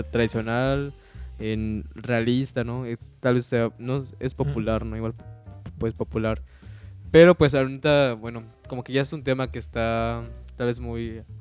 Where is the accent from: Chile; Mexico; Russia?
Mexico; Y en el contexto como mexicano o, local, también veo que hay muchos artistas